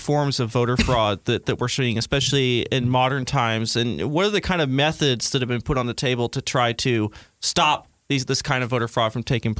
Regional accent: California, United States; moved away as an adult; now in Washington, D.C., United States; I grew up in California. I moved to Washington, D.C. quite some time ago.

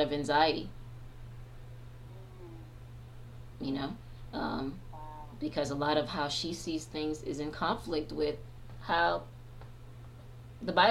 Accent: Haiti; moved away; I am a Black woman, so I'm originally from Haiti

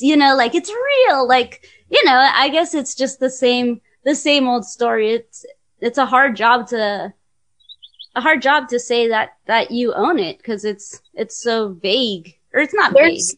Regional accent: California, United States; I'm from California

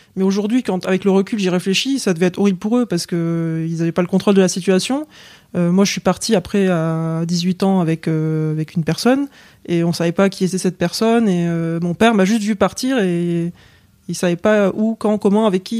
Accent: England, United Kingdom; moved away; je suis né en Angleterre. En fait, je suis anglaise d'origine. J'ai la double nationalité. Euh, papa anglais, maman française.

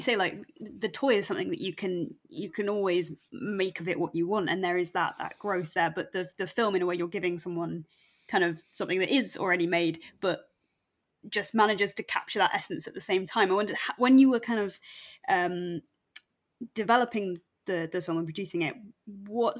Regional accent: Wirral Peninsula, North West England, United Kingdom; we grew up LGBTQ on the Wirral Peninsula

